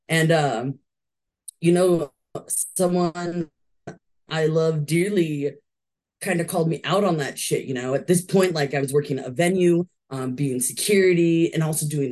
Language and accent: English; California, United States; I was born and raised in California.